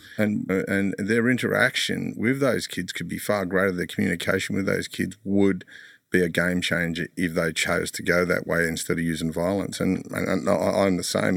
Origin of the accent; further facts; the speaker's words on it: Sydney, New South Wales, Australia; I grew up in Mount Druitt